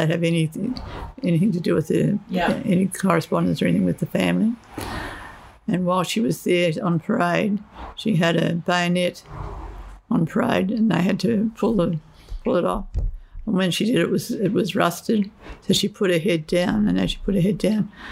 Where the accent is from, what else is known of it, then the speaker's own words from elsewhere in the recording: Newcastle, New South Wales, Australia; also born or lived in Broken Hill / Maitland / Fiji; I was born in Newcastle. And when I was 9, we went to Broken Hill for 5 years. And then we went back to Maitland for 3 years.